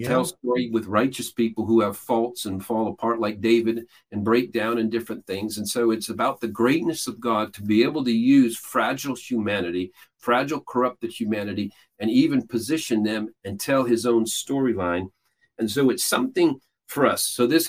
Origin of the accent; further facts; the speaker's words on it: Peru; I grew up in Peru, South America. My parents were missionaries there.